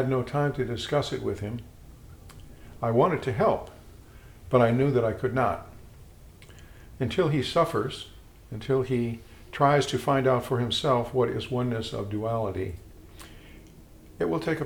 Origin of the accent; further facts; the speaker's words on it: Chicago, Illinois, United States; Growing up in Chicago, I had a minister